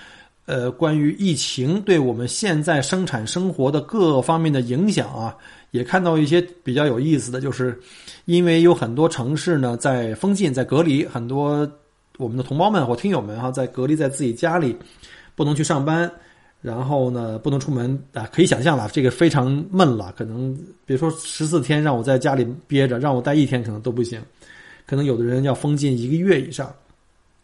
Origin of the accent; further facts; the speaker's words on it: China; now in Australia; 对于我们这些从中国移民到澳洲的，尤其是在澳洲生活过几年的这些移民来说